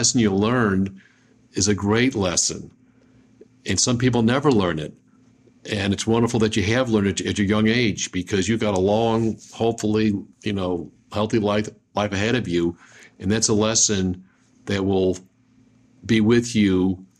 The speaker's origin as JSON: {"language": "English", "town": "Buffalo", "region": "New York", "country": "United States", "said": "I'm from Buffalo"}